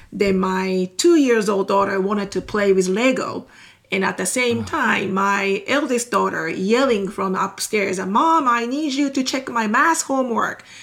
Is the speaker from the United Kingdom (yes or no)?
no; Japan; English is a second language; moved away as an adult; now in Texas, United States; I am 100% Japanese. So okay. that means I am born and raised in Japan